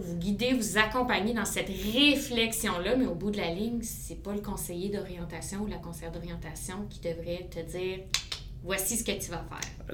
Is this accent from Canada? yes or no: yes; Aylmer, Quebec, Canada; je suis une fille de la région. J'ai grandi, j'ai évolué à Aylmer